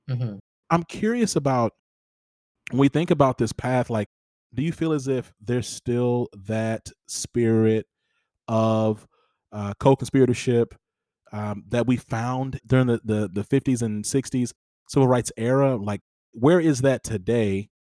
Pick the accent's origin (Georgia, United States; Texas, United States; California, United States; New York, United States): Georgia, United States; now in Houston, United States; I just didn't grow up around a lot of East or South Asians, that was not my context, especially I was born in Georgia